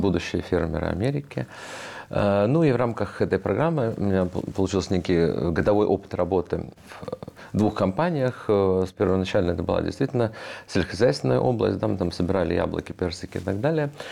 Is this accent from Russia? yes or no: no; Riga, Latvia; moved away; also born or lived in United States; я рос тогда в Риге.